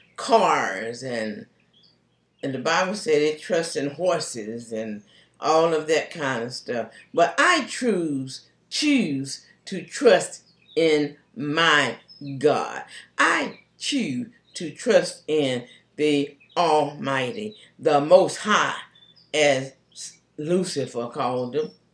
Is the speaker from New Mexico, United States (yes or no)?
no; Charlotte, North Carolina, United States; moved away; also born or lived in Concord, North Carolina; Charlotte is my hometown